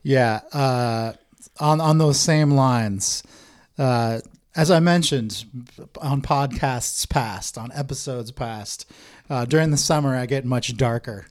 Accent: Bellevue, Washington, United States; I grew up in Bellevue

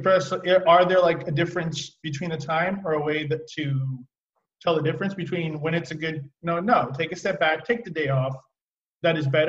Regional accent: Oregon, United States; also born or lived in Seattle, Washington; now in California, United States; I grew up in Oregon where it is rainy and I liked it. And then I lived in Seattle too

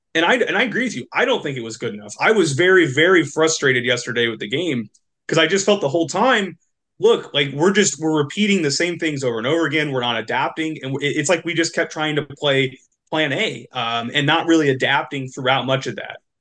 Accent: Indianapolis, Indiana, United States; Indy eleven, um, which is my hometown local team

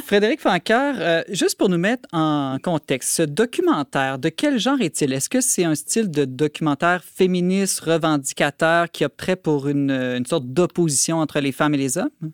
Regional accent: Quebec, Canada; chez nous au Québec

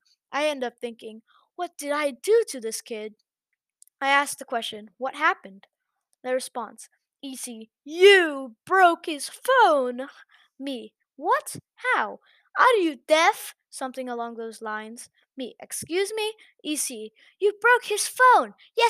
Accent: Thailand; English is a second language; I'm from Thailand. I'll have to include the nationalities for context. I speak English and Thai fluently and a bit of Mandarin Chinese.

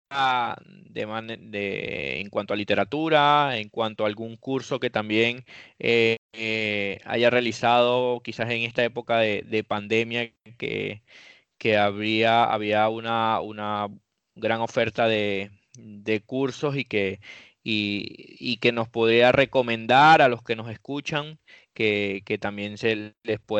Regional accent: Venezuela; now in Dominican Republic; de como venezolanos que, que, se encuentran en República Dominicana es, el gran trabajo que están haciendo allí

